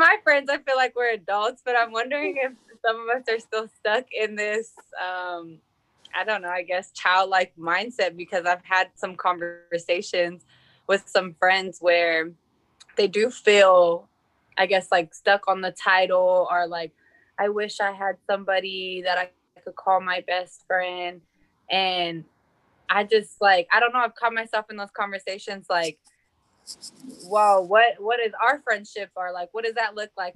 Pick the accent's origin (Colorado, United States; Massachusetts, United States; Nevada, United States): Colorado, United States; Denver; also born or lived in San Diego; now in Washington, D.C., United States; I am also from Denver, Colorado.